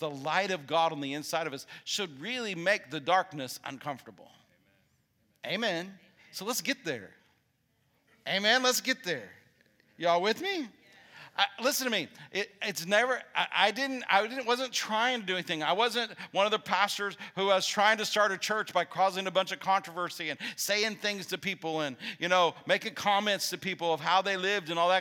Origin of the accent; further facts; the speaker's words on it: Illinois, United States; now in Huntsville, United States; I'm from Illinois.